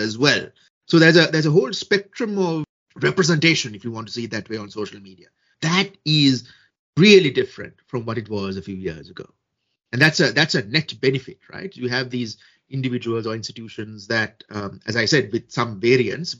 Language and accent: English; Sri Lanka; my home country, Sri Lanka